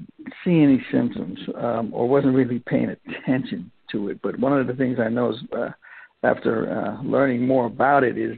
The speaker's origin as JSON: {"language": "English", "country": "St. Lucia", "moved": "yes", "lives_now": "Vallejo, United States", "said": "Well, originally I am from St. Lucia, a little tiny island in the Caribbean. And I migrated to here some time ago via my parents in Daly City, California. And I currently reside in Vallejo, California"}